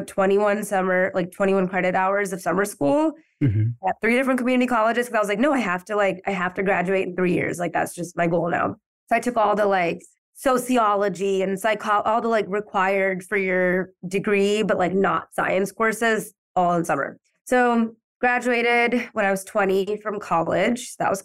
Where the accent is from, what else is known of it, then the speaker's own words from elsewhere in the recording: Chicago, Illinois, United States; also born or lived in Detroit, Michigan; I grew up in like suburbs of Chicago